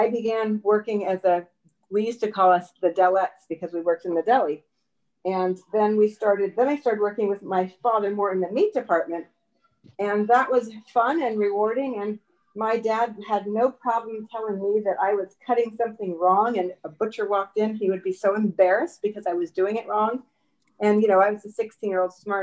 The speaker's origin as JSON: {"language": "English", "town": "San Francisco", "region": "California", "country": "United States", "tie": "born or raised there", "said": "I grew up in North Beach in San Francisco"}